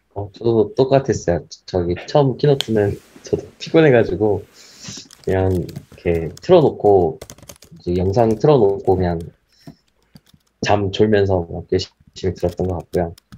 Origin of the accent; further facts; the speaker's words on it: South Korea; 저희, 저희 한국인 입장에서는